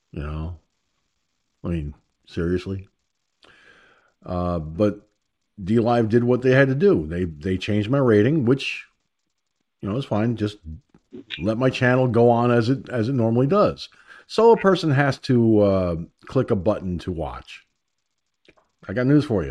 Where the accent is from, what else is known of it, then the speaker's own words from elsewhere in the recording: United States; I'm an American. I was born in America, raised in America, educated in America